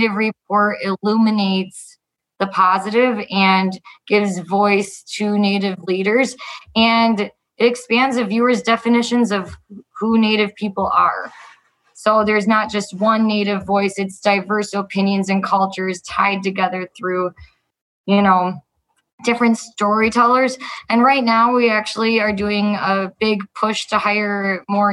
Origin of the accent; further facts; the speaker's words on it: Andover, Minnesota, United States; I grew up in Andover, Minnesota